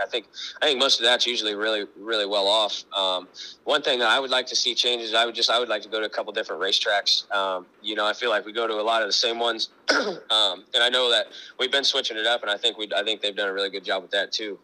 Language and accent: English; Monrovia, Indiana, United States; moved away as an adult; also born or lived in Pennsylvania; my hometown is uh, Monrovia, Indiana. Uh, it's just right outside Indianapolis